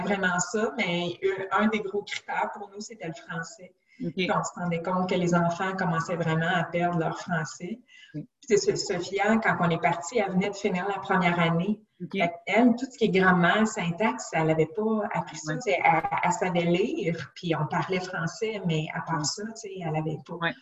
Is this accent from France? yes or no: no; Montreal, Quebec, Canada; also born or lived in Gatineau / Chicoutimi; je suis native de Québec, mais j'ai grandi dans le l'ouest de l'île de Montréal